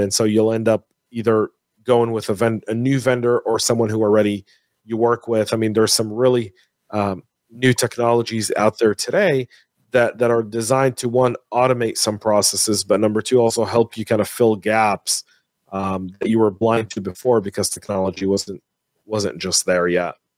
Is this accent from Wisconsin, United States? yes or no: no; San Francisco, California, United States; it's my hometown, right? I was born in the Bay Area.